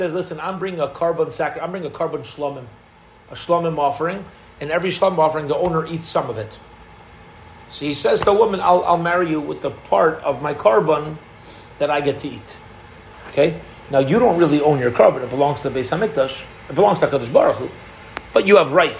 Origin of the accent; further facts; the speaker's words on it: Canada; We're Canadian